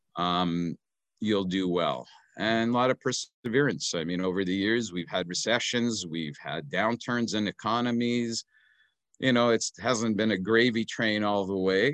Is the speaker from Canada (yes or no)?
yes; Okanagan, British Columbia, Canada; also born or lived in Edmonton, Alberta; I was very young, about six months old, when they moved to the sunny Okanagan